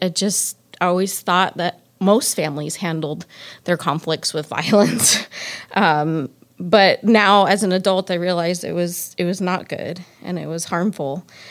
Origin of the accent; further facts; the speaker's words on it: Phoenix, Arizona, United States; moved away; I was born and raised in Phoenix, Arizona.